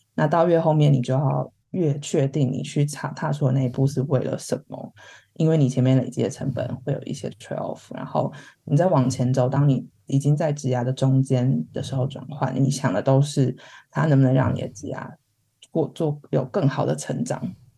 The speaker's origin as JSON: {"language": "Chinese", "country": "Taiwan", "moved": "as an adult", "lives_now": "London, United Kingdom", "said": "是我们自己身为台湾人，然后想找跑到一个人家全部都讲英文的地方"}